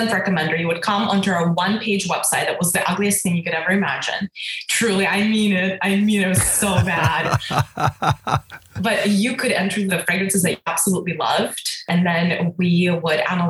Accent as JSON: {"language": "English", "country": "Russia", "tie": "born or raised there", "moved": "yes", "lives_now": "United States", "said": "I grew up in Russia. So we were, you know, technically born in the Soviet Union."}